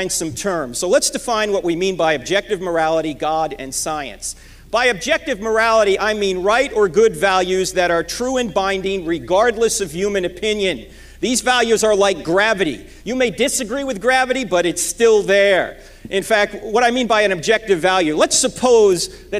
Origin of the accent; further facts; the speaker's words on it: New Jersey, United States; moved away; I'm originally from New Jersey